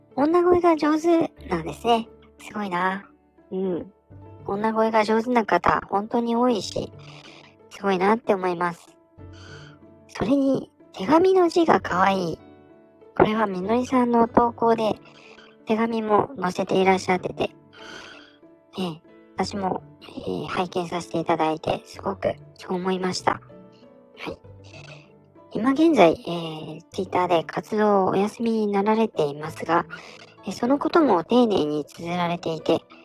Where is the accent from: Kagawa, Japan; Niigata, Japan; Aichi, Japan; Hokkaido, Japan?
Niigata, Japan; 生まれも育ちも新潟ということで